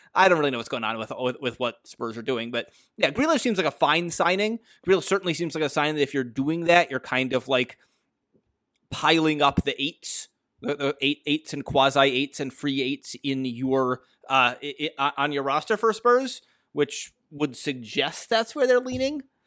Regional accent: United States; As an American

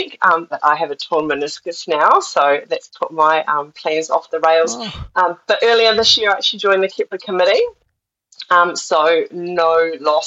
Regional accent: Wairarapa, Wellington, New Zealand; moved away as an adult; also born or lived in Australia; now in Te Anau, New Zealand; I grew up in the Wairarapa, which is small. So it's just north of Wellington

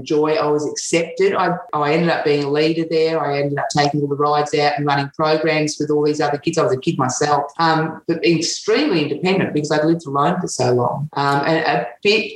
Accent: Australia; also born or lived in Saudi Arabia / England; We came to Australia when I was 5 for 2 years, went back to England for another 2 years until I was 9. When we came back to Australia, I lived with an auntie.

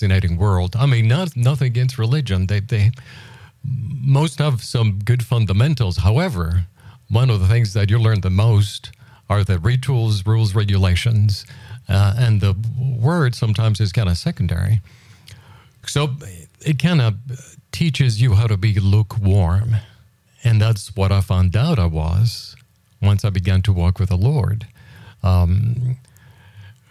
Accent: Puerto Rico; I was born in Puerto Rico a few years ago

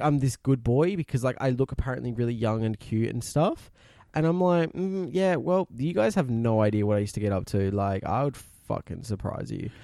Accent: Naracoorte, South Australia, Australia; also born or lived in Melbourne; I was born in Melbourne, but technically originally from, uh, Narrabcoot, down in the southeast of South Australia.

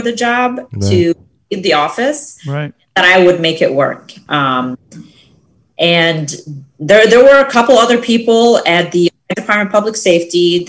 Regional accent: Akron, Ohio, United States; also born or lived in Saudi Arabia / Egypt; first I say Akron

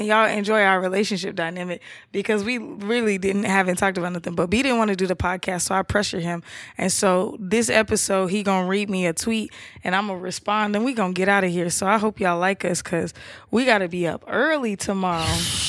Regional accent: Atlanta, Georgia, United States; Nah, I'm from Atlanta. That's my favorite city.

